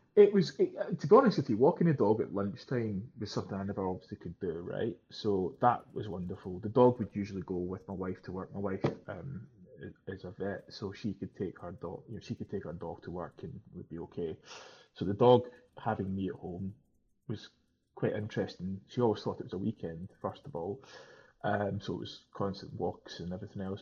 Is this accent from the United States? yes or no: no; Scotland, United Kingdom; Being Scottish